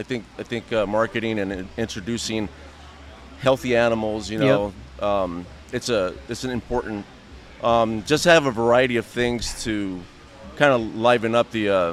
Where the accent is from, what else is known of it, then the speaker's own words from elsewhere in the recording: Florida, United States; I'm from Florida